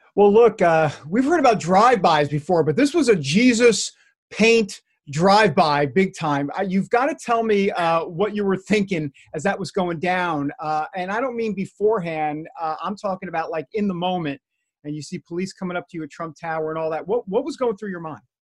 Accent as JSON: {"language": "English", "region": "New York", "country": "United States", "tie": "born or raised there", "moved": "yes", "said": "I grew up in New York"}